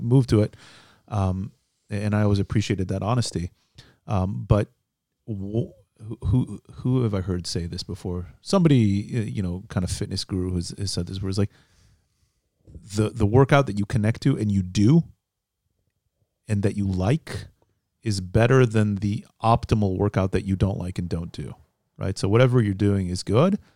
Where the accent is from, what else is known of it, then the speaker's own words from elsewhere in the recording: Midwest, United States; moved away as an adult; now in Israel; I grew up in the Midwest also